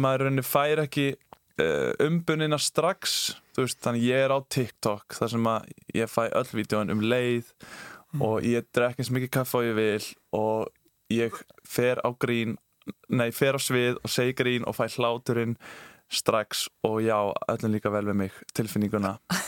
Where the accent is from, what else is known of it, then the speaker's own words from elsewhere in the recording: Kópavogur, Capital Region, Iceland; ég er úr Kópavóinum. Ég var í Snælanskóli Kópavói